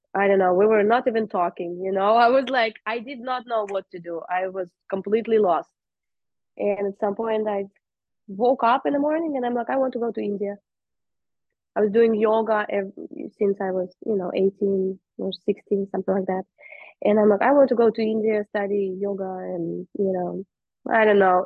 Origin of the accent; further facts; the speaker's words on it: Russia; moved away; I am originally from Russia